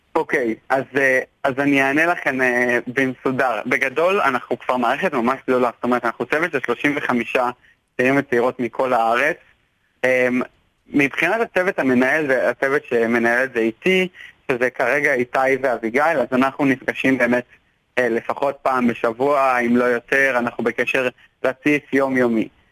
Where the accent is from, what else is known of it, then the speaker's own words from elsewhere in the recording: Tel Aviv, Tel Aviv District, Israel; אני תל אביבי